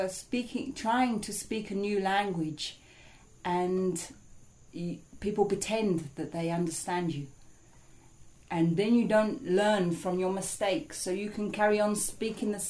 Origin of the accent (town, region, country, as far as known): Essex, East of England, United Kingdom; born or raised there